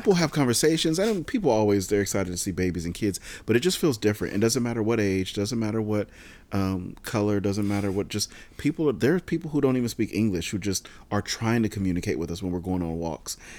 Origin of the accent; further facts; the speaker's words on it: San Diego, California, United States; I grew up in San Diego